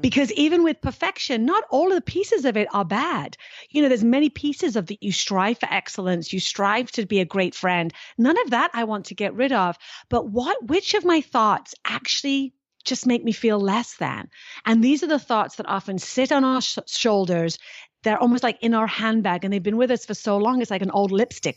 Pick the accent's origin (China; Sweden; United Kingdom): United Kingdom; now in United States; being British